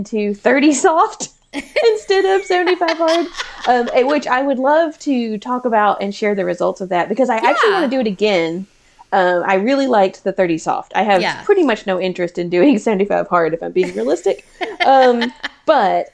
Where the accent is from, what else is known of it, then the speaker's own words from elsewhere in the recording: the South, United States; We're from the South